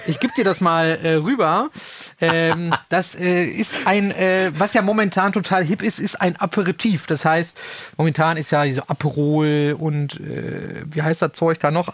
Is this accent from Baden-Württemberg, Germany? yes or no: no; Kreis Soest, North Rhine-Westphalia, Germany; ich komme ja aus dem, aus dem Kreis Soos gebürtig